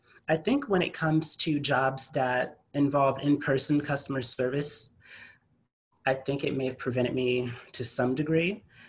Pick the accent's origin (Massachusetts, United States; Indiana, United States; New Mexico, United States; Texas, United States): Texas, United States; San Antonio; also born or lived in Arkansas; I'm from Arkansas by birth, and I have been here in San Antonio since I have been 3 years old, and it's been 27 years.